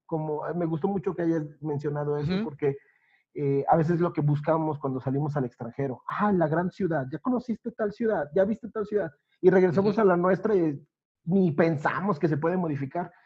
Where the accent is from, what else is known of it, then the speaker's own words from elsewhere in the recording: Veracruz, Mexico; moved away; Yo ahora estoy lejos de mi ciudad natal, recuerdo ese Veracruz